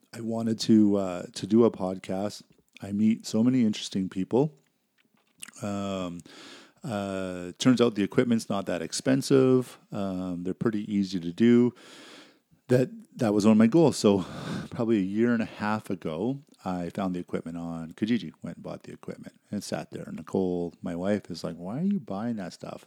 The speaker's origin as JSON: {"language": "English", "country": "Canada", "tie": "born or raised there", "also_born_or_lived": "Saskatchewan / Alberta / British Columbia", "said": "I'm born and raised in Canada, um, lived in Saskatchewan, Alberta, B C"}